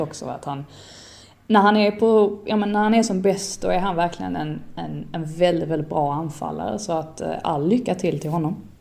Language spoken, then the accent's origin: Swedish; Sweden; som svensk